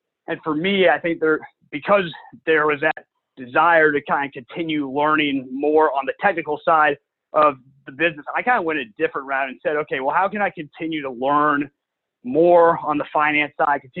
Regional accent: St. Louis, Missouri, United States; moved away as an adult; now in Dallas, United States; born and raised in St. Louis.

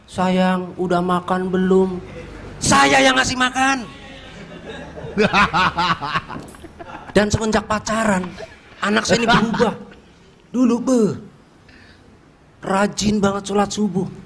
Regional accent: Cilacap, Central Java, Indonesia; saya dari Cilacap dan saya tukang nasi goreng.

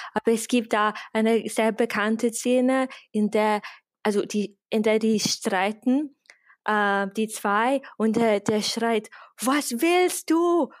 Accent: England, United Kingdom; German is a second language; moved away as an adult; now in Vienna, Austria; ich bin, ich bin Engländerin, ich wohne aber seit äh, zehn Jahren in Österreich, in Wien.

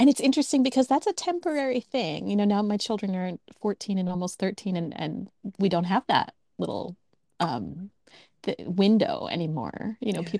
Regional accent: United States; moved away as an adult; now in Japan; Of course I'm American.

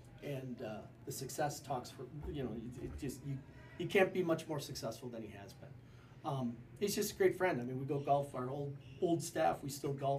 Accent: Kiel, Wisconsin, United States; I was from Kiel.

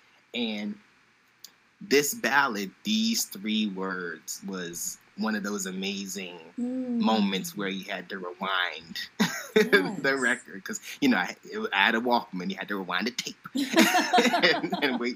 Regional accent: New York City, New York, United States; I'm from Brooklyn

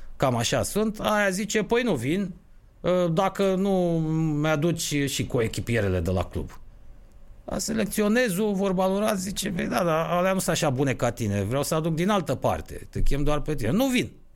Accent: Romania

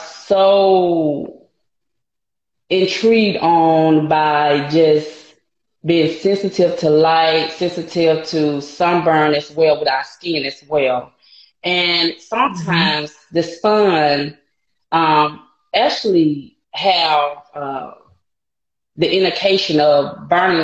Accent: Montgomery, Alabama, United States; I grew up in Montgomery, Alabama, and I love it here

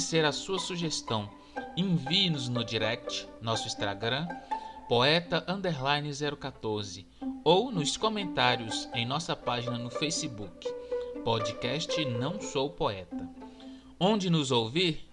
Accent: Goiás, Brazil; Como bom goiano que sou

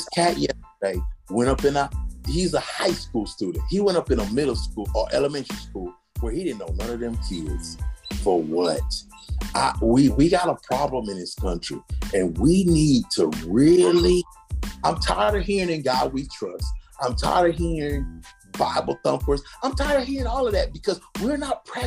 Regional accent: United States; I'm first generation American. So I'm an American citizen

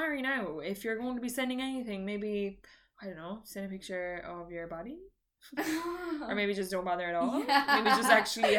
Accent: Ireland

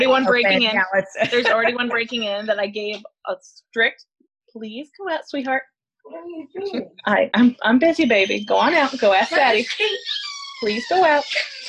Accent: New York, United States; moved away as an adult; now in Indiana, United States; So I'm from New York. My husband's from Connecticut. He moved to upstate New York for college. He went to RPI there.

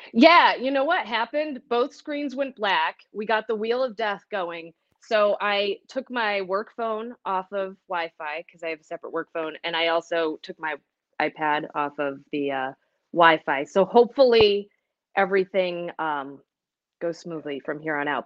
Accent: Manchester, Connecticut, United States; moved away as an adult; also born or lived in Cincinnati, Ohio / Great Falls, Montana; now in Western New York, United States; I grew up in Manchester, Connecticut. It's a suburb of Hartford.

